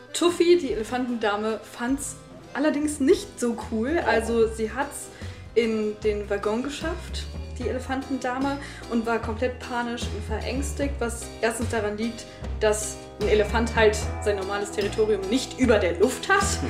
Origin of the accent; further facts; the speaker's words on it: Rhineland, Germany; ich komme ja aus dem Rheinland